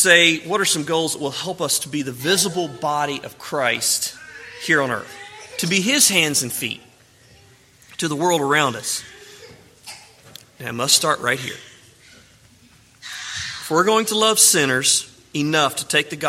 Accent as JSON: {"language": "English", "region": "Mississippi", "country": "United States", "tie": "born or raised there", "said": "a young man growing up in Mississippi"}